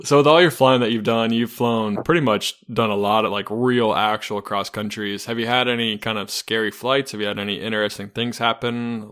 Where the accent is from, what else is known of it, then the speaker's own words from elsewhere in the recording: Charlotte, North Carolina, United States; I'm from Charlotte, North Carolina